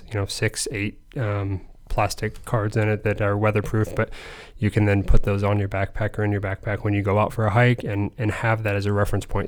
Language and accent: English; Lima, Ohio, United States; also born or lived in Fort Wayne, Indiana; I'm, I'm, Ohio raised. I'm Northwest Ohio um, from Lima